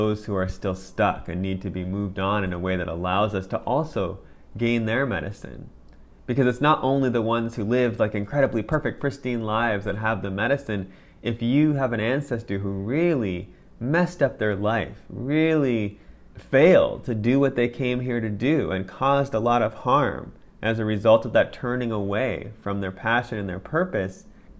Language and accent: English; Oregon, United States; as someone who was a contemporary Western person, growing up in Oregon